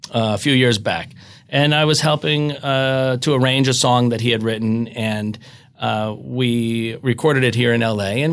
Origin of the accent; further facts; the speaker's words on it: outside of Philadelphia, Pennsylvania, United States; I grew up outside of Philadelphia